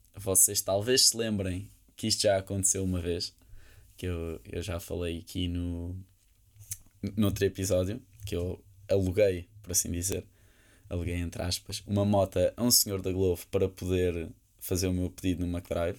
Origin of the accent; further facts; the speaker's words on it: Lisbon, Portugal; disse-lhe que era de Portugal, de Lisboa